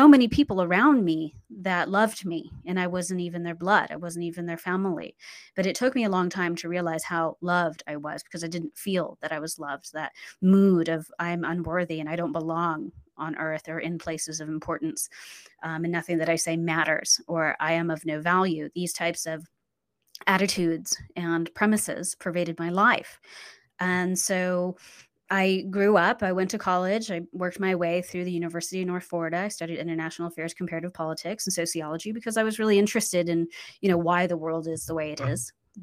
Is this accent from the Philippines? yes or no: yes; Central Luzon, Philippines; born there; Well, I was born in the Philippines on Clark Air Force Base. My dad was an airman and my mom was Filipino woman.